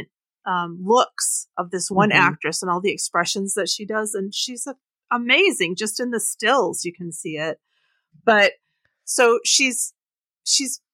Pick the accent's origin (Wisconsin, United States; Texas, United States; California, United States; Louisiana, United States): Wisconsin, United States; I grew up in Wisconsin